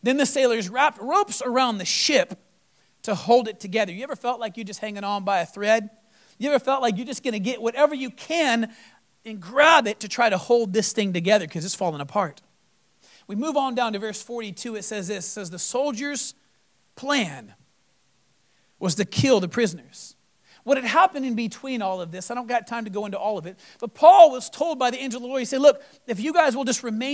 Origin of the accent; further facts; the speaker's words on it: Texas, United States; moved away; also born or lived in Florida; Coming from Florida, being in some of the craziest storms, and I was born in Texas